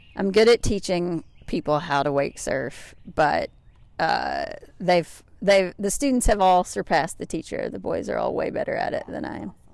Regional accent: Grayson, Kentucky, United States; also born or lived in Lexington, Kentucky; now in Arkansas, United States; I grew up in Grayson, Kentucky, Booming metropolis of forty-five hundred people in Carter County

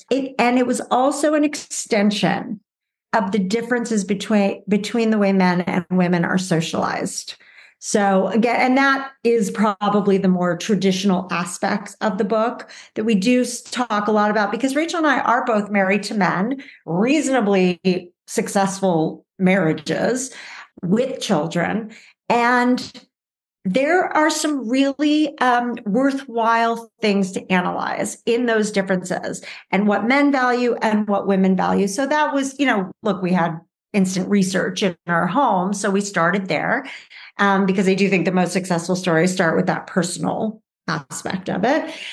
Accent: Los Angeles, California, United States; I grew up in the Valley in Los Angeles, um, California. So I'm a true Valley girl

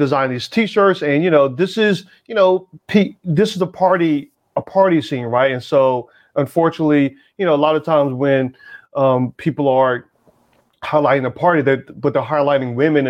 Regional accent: the South, United States; moved away; also born or lived in Atlanta / Philadelphia; I grew up in the South

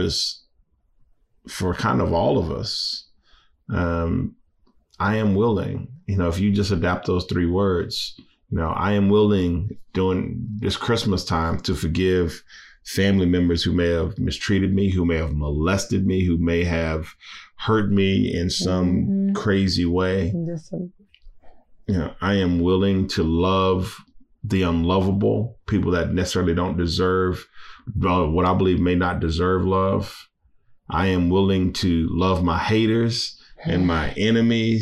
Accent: Louisiana, United States; I'm from Louisiana. I'm Cajun.

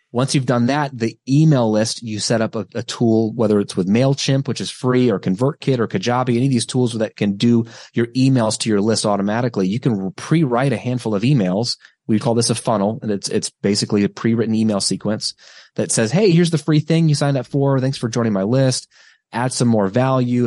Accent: United States

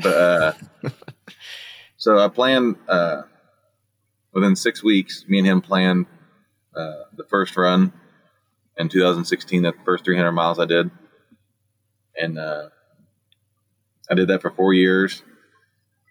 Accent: Columbus, Indiana, United States; I'm from Columbus, Indiana. It's a little town just south of Indianapolis. It's right in the middle of Indianapolis and Louisville

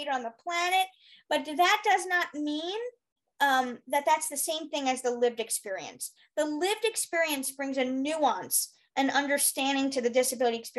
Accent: New York, United States; moved away as an adult; also born or lived in Arizona; I'm from New York and I moved to go to school

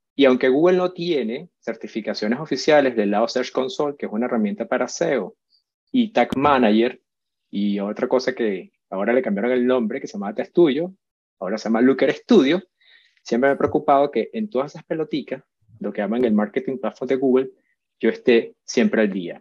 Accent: Venezuela; also born or lived in Madrid, Spain; soy venezolano, primero que nada, nací en Madrid

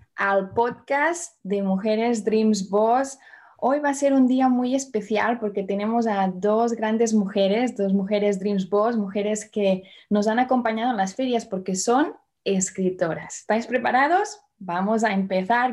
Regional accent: Barcelona, Catalonia, Spain; yo nací en Barcelona

